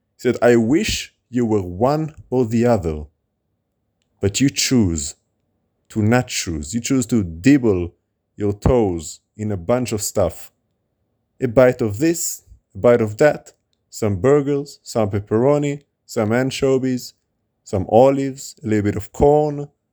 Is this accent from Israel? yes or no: yes; Israel; moved away; also born or lived in United States; When I grew up in Israel, when I moved to America, and now back in Israel.